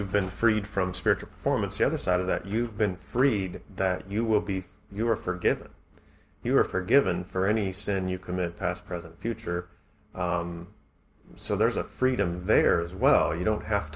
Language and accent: English; United States; we grew up in America